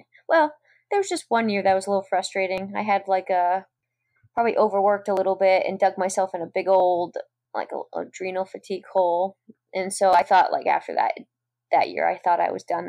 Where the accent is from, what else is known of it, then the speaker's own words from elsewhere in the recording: New England, United States; I grew up in New England and we have some pretty cold winters.